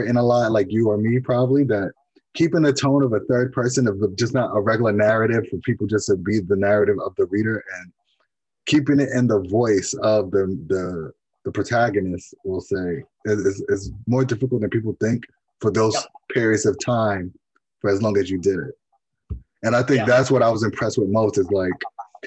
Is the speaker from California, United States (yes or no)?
no; New York, United States; Me growing up in New York, I'm maybe 40 minutes away from the Five Boroughs